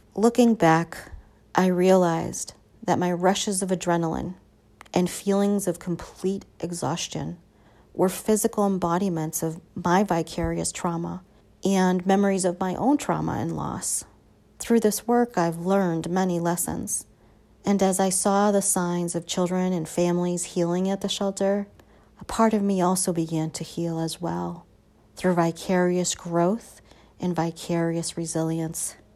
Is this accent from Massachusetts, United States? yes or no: yes; Boston, Massachusetts, United States; also born or lived in Chile; When I was nine, I reunited with my parents and returned to Boston